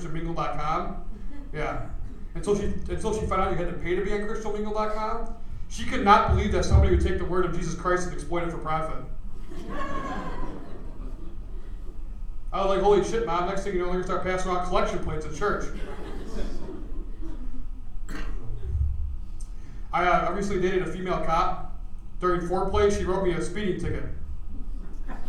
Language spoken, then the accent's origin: English; Buffalo, New York, United States; I'm from Buffalo, New York